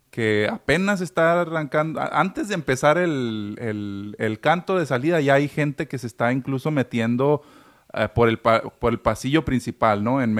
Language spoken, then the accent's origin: Spanish; Mexico; Pero ahora sí que como mexicanos, la mala costumbre